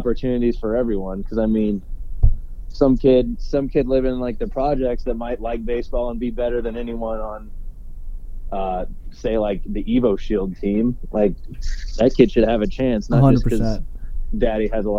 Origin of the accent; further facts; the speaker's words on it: Peoria, Illinois, United States; now in Chicago, United States; Peoria, my hometown